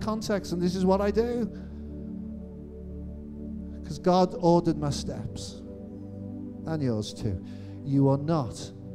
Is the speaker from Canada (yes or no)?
no; Birkenhead, North West England, United Kingdom; now in Cambridge, United Kingdom; That's the area I'm from